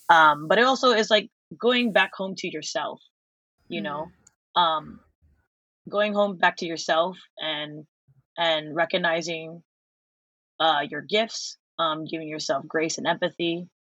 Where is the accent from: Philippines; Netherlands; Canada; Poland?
Philippines; Because I am also Filipino, and I think it's really hard for us to recognize grief